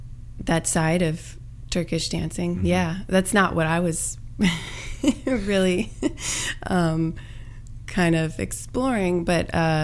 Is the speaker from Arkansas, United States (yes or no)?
no; Roanoke, Virginia, United States; In Roanoke, Virginia.